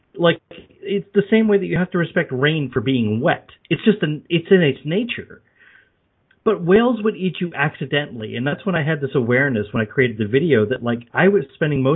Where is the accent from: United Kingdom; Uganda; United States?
United States; Long Island, New York; also born or lived in Brooklyn, New York; I was born in Brooklyn, raised on Long Island.